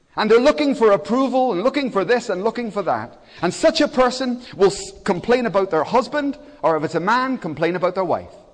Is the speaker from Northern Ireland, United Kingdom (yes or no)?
yes; Belfast, Northern Ireland, United Kingdom; now in Cardiff, United Kingdom; I was born in Belfast. It was an incredibly bad place at that time.